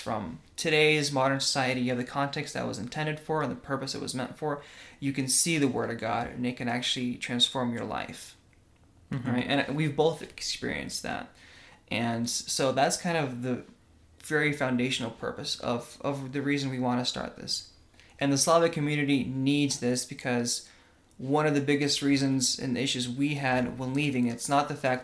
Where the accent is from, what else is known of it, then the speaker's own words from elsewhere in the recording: Russia; now in United States; I was born in Russia.